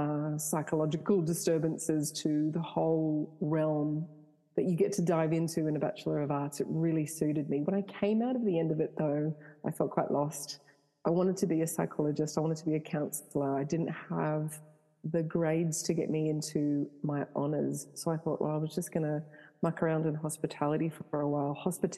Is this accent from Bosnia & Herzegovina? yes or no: no; Canada; born there; So I was born in Canada. My parents are deeply religious. So I was brought up in the church.